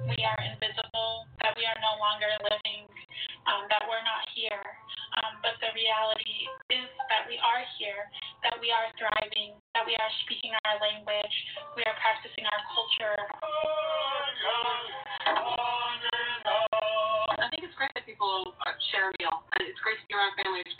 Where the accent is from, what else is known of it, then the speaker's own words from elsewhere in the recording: Pine Ridge Indian Reservation, South Dakota, United States; I am from the Pine Ridge Indian Reservation in South Dakota. I am an enrolled member of the Oglala Lakota tribe, and I am Turtle Mountain Anishinaabe.